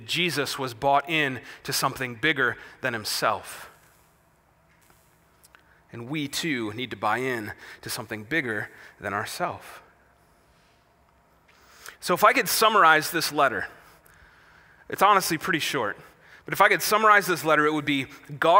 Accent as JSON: {"language": "English", "region": "Wisconsin", "country": "United States", "said": "I'm from Wisconsin, where bucks play basketball and badgers play football"}